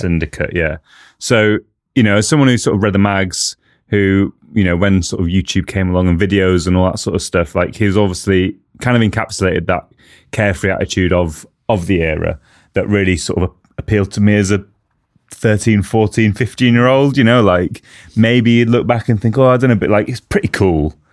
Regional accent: United Kingdom; as a Brit, as someone who sort of grew up with mountain biking

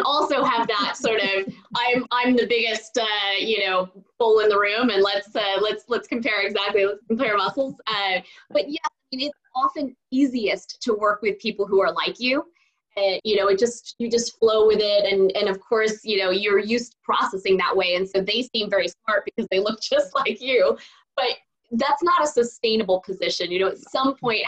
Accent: Silicon Valley, California, United States; I grew up in Silicon Valley

